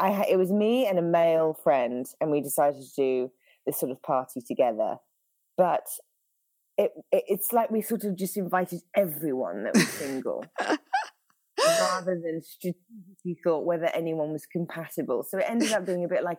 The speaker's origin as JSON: {"language": "English", "country": "United Kingdom", "moved": "yes", "lives_now": "Northern California, United States", "said": "the accent throws everyone off. So I'm British originally"}